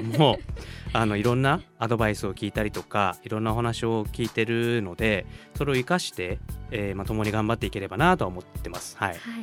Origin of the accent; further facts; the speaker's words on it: Oguni, Yamagata, Japan; moved away as an adult; now in Sendai, Japan; 私地元が山形県小国町というところにあるんですけども